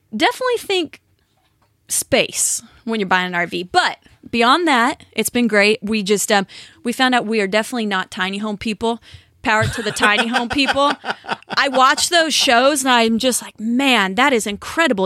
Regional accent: California, United States; Born and raised in California

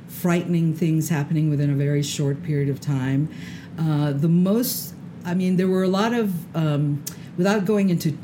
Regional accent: Isfahan, Iran; moved away; also born or lived in Tehran; my hometown is really the city of Isfahan

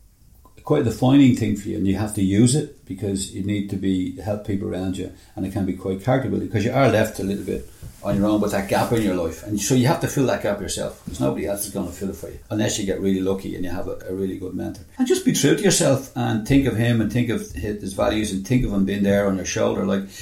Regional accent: Ireland; We're fans of, very proud of being Irish.

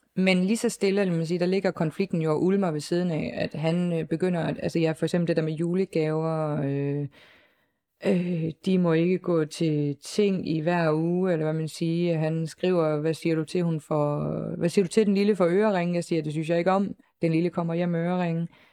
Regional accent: Southern Denmark, Denmark; moved away; jeg er, øh, længere nede fra, øh, i sydpå

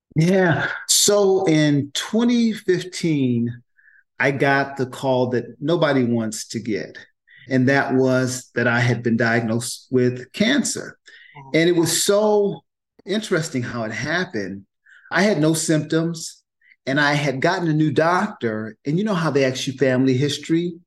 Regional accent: Oakland, California, United States; I grew up in Oakland in the mm. projects.

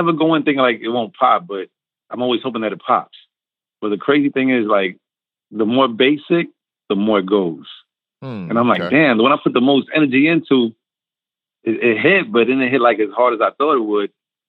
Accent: New York, United States; growing up in New York

